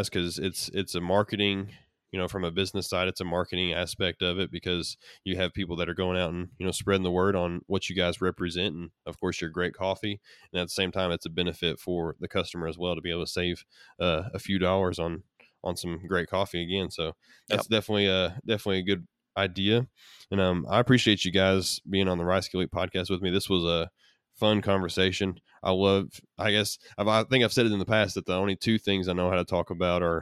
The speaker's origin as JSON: {"language": "English", "country": "United States", "said": "as American citizens to go out and make a difference in our own country"}